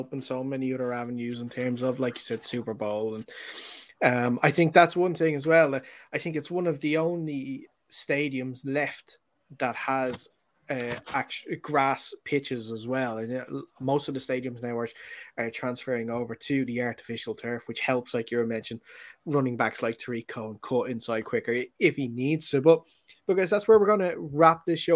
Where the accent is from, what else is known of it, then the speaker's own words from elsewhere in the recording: Ireland; We're an Irish one